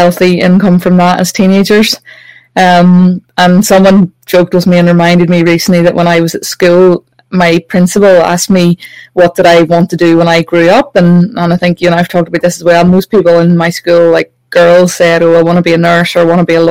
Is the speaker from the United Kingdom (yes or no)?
yes; Northern Ireland, United Kingdom; I grew up watching that in Northern Ireland